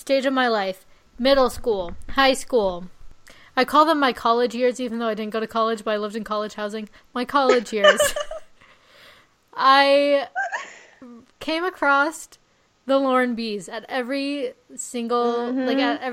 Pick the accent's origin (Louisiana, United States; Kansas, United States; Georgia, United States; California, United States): California, United States; Coachella Valley area; moved away; My hometown is so boring, except for when Coachella is there.